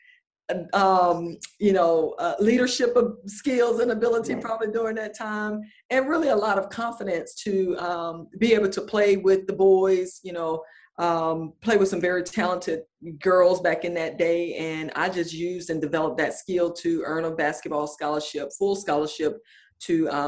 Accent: Atlanta, Georgia, United States; my hometown, Atlanta, Georgia

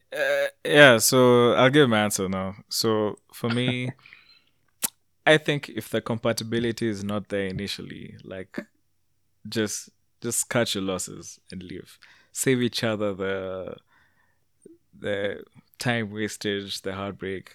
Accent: Canada; I'm from Canada

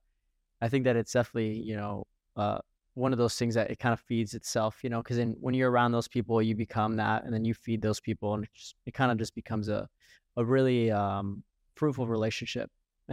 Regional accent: Fort Lauderdale, Florida, United States; one of the reasons why I left Florida, because I'm originally from Fort Lauderdale

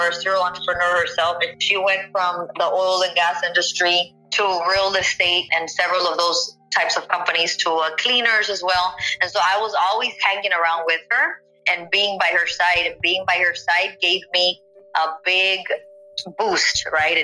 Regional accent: McAllen, Texas, United States; also born or lived in Mission, Texas / Hidalgo, Texas / Edinburg, Texas; I was born in McAllen, Texas, 1986 baby. I was raised between the Mission, Hidalgo, McAllen, Edinburgh area, so I'm very familiar with the roots of the valley

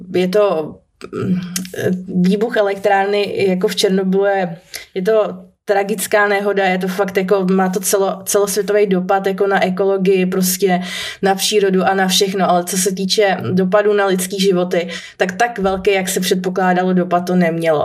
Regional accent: Czechia; u nás v Čechách

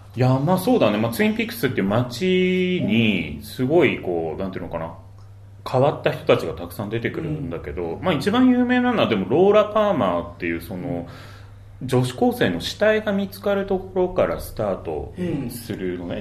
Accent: Kawasaki, Kanagawa, Japan; ちょっと川崎生まれなんだよね、俺

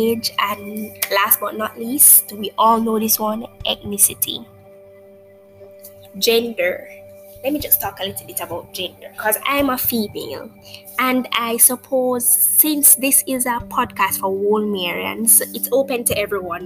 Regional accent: Jamaica; I'm speaking from the Jamaican perspective

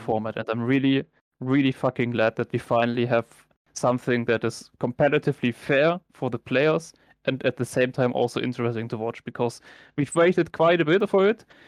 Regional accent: Germany; I'm obviously born and raised in Germany

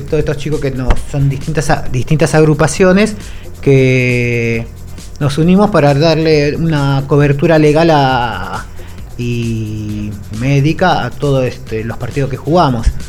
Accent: San Francisco Solano, Buenos Aires Province, Argentina; me crié en un barrio en Clay el Solano un barrio que es re futbolero

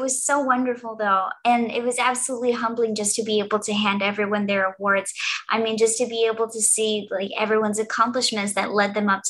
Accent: East Coast, United States; I was born and raised all along the East Coast.

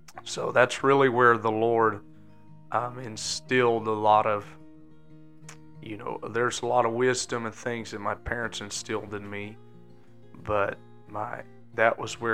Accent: Southern California, United States; I was born and raised in Southern California

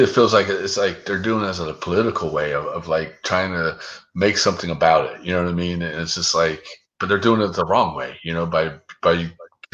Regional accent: Pensacola, Florida, United States; moved away as an adult; also born or lived in California; I grew up in Pensacola, Florida

